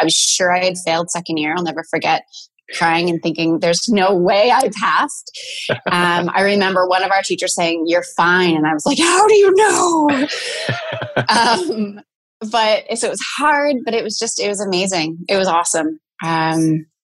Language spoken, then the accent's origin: English; Penetanguishene, Ontario, Canada; moved away as an adult; now in Stratford, Canada; I was commuting from Penetang where I grew up.